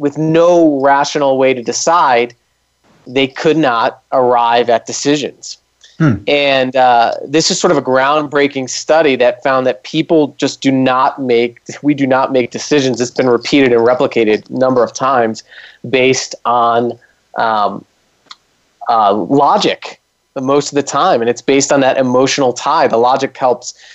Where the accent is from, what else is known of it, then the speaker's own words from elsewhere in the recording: East Coast, United States; I'm from the East Coast